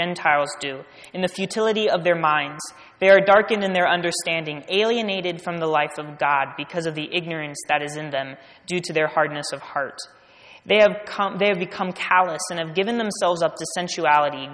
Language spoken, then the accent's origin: English; United States; I'm American